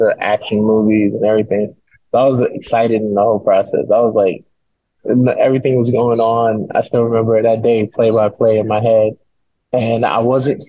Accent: New York City, New York, United States; I grew up in the Bronx, in a single parent home.

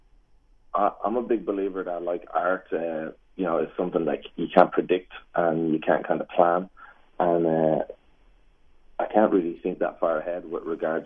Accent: Ireland; moved away; my mom at home in Ireland

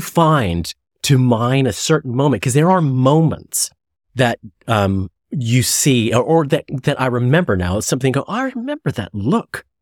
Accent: Chicago, Illinois, United States; I grew up in Chicago

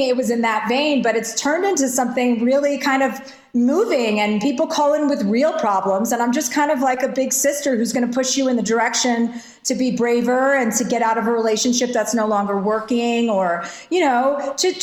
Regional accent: New Jersey, United States; I'm from New Jersey

